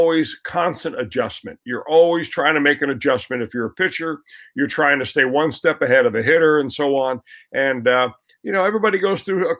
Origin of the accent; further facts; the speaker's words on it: Cincinnati, Ohio, United States; I was raised in Cincinnati